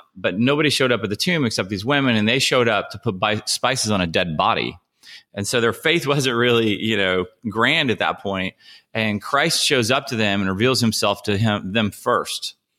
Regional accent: Ohio, United States; also born or lived in Nashville, Tennessee; now in San Diego, United States; I grew up in Ohio, and, uh, I moved here from Nashville

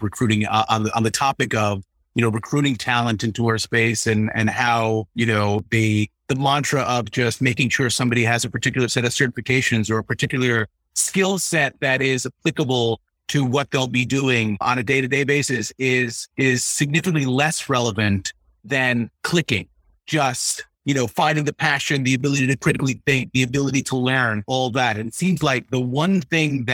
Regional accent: New York, United States; I'm a New Yorker

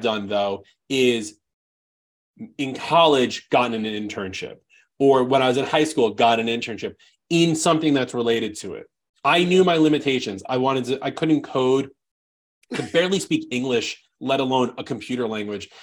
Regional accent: New York, United States; I'm just I'm just from New York.

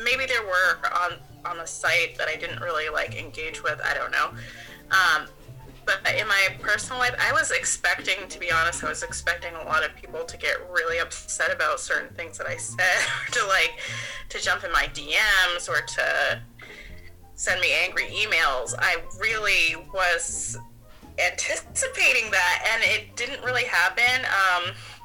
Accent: Maine, United States; as a child growing up in Maine

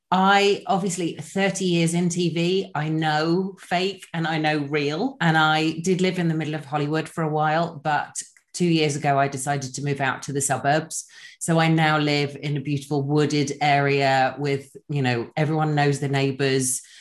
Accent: England, United Kingdom; now in Los Angeles, United States; I'm originally from England. I now live in Los Angeles.

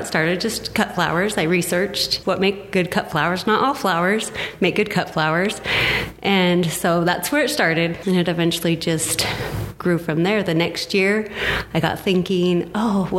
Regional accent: Enterprise, United States; moved away as an adult; also born or lived in Wyoming / Logan; I grew up in Enterprise, and when I left, I swore I'd never move back

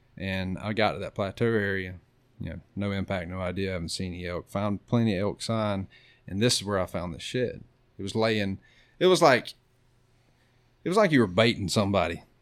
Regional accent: Florida, United States; I'm from Florida

